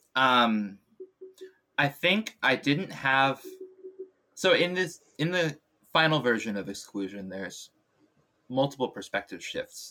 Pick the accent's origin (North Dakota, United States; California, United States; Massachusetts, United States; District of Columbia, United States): California, United States; Bay Area; moved away; also born or lived in Illinois; I grew up in the Bay Area